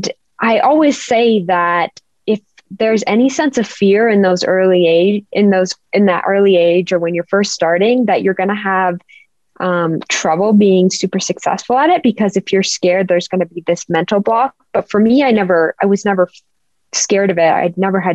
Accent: Park City, Utah, United States; I grew up in Park City, Utah

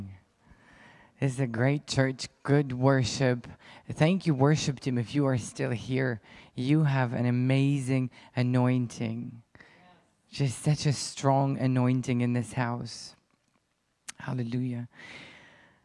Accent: Ukraine; English is a second language; I'm Ukrainian, I was born in Ukraine, raised in Ukraine, and lived there my whole life.

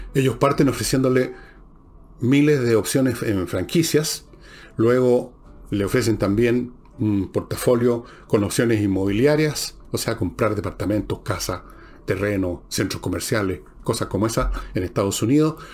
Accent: Chile; somos los chilenos

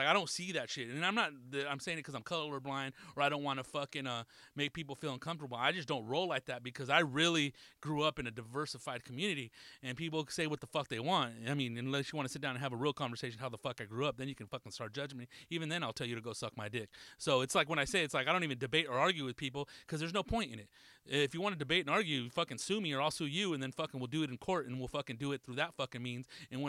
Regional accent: Atlanta, Georgia, United States; I'm from Atlanta.

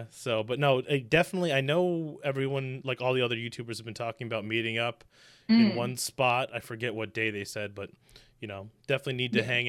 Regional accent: Michigan, United States; And I'm from Michigan in the States.

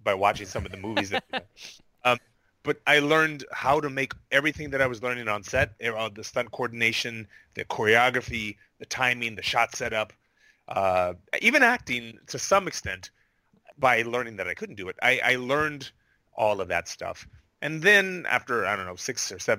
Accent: Honolulu, Hawaii, United States; moved away as an adult; also born or lived in Indiana / California; I grew up, I was born in Indiana, and I grew up in Hawaii, in Honolulu, Hawaii

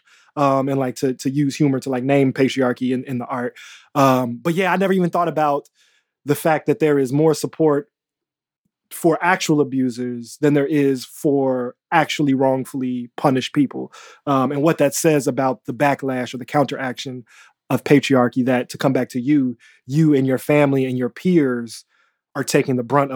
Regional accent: Chicago, Illinois, United States; as a Chicagoan

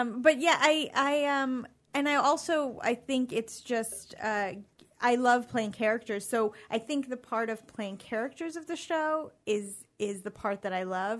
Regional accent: New York City, New York, United States; I grew up in New York City

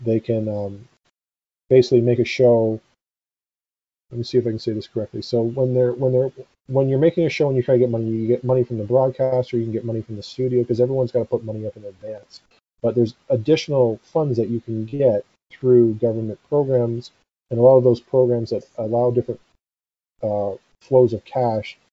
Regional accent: Canada

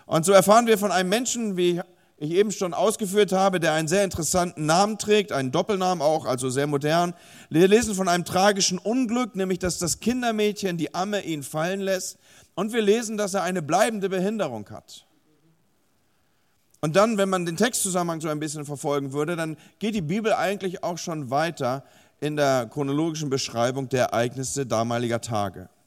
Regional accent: Hamburg, Germany; now in Bremen, Germany; ich selber wohne zwar in Bremen, beziehungsweise lebe in Bremen und arbeite in Bremen, aber ich komme ursprünglich aus Hamburg

